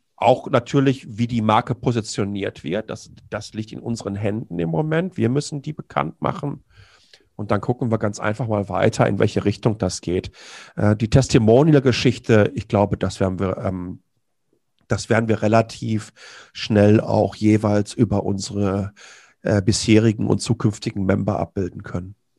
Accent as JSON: {"language": "German", "area": "Ruhr area", "region": "North Rhine-Westphalia", "country": "Germany", "said": "Ich komme ja direkt aus dem Ruhrgebiet"}